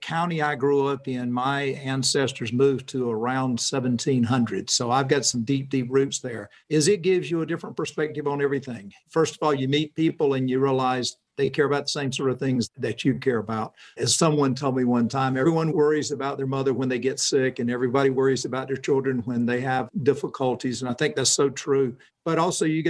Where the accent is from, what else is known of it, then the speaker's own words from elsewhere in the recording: Eastern North Carolina, United States; also born or lived in Chapel Hill; I grew up in Eastern North Carolina on a tobacco farm.